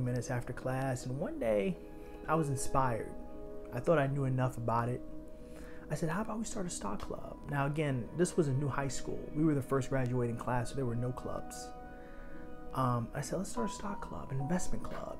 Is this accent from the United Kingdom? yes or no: no; New York City, New York, United States; born and raised in Harlem